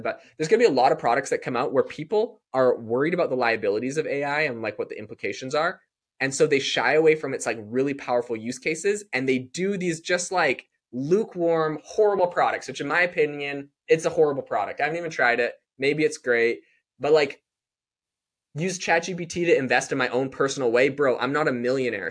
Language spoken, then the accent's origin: English; Canada; now in United States; I'm from Canada